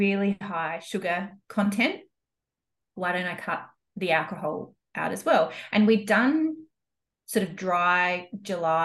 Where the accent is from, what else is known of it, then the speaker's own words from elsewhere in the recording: Adelaide, South Australia, Australia; moved away as an adult; now in Cairns, Australia; I'm from Adelaide. So I grew up in Adelaide, and we've got a family farm in the Adelaide Hills.